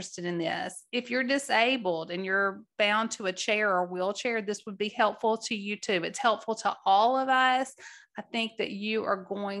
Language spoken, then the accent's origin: English; Mississippi Delta, United States; now in Tennessee, United States; We now reside in Tennessee, but growing up in the Delta, the Mississippi Delta